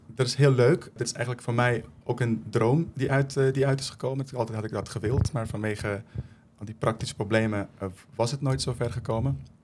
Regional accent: Afghanistan; also born or lived in Netherlands; now in Leerdam, Netherlands; Ik kom zelf uit Afghanistan

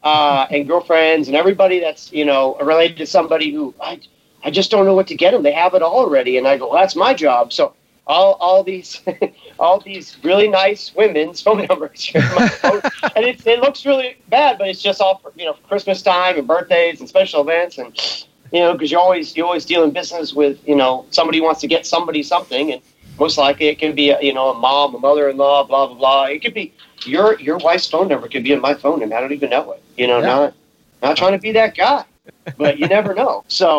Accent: Maine, United States; also born or lived in Massachusetts; But yeah, I was born in Mass, and then I lived half my life in Maine, so I got a pretty chill attitude. You know, most people can't tell where I'm from. You know, I have no accent.

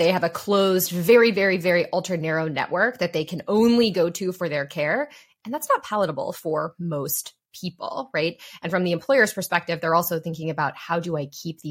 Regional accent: Columbus, Ohio, United States; I am proudly from Ohio. I'm from Columbus, Ohio

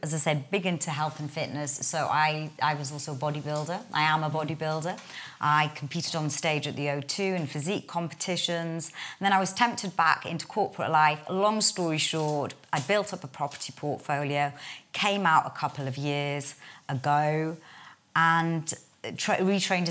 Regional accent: Newcastle upon Tyne, North East England, United Kingdom; accent: Geordie; I'm a Geordie girl, born and bred northerner from Newcastle.

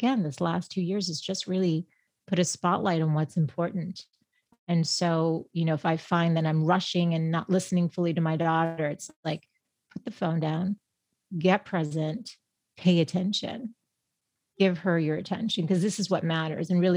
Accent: Boston, Massachusetts, United States; moved away as an adult; now in San Diego, United States; I am from Boston

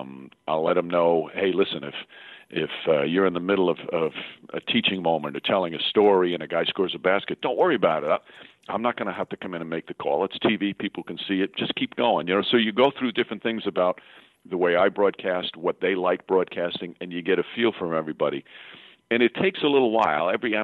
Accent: Yonkers, New York, United States; I was a kid growing up in Yonkers, New York, a huge Knicks fan.

